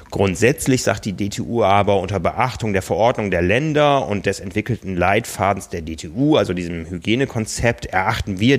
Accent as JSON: {"language": "German", "town": "Osnabrück", "region": "Lower Saxony", "country": "Germany", "tie": "born or raised there", "lives_now": "Hamburg, Germany", "said": "Also ich weiß aus meiner Heimatstadt Osnabrück, da war immer der 1. Mai, war Eröffnung. Hier in Hamburg handhabt man es eher so"}